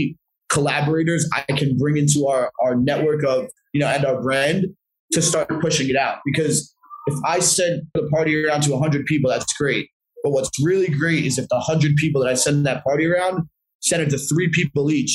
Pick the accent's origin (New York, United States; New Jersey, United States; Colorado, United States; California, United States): New Jersey, United States; this one venue in Jersey that was pretty close to my hometown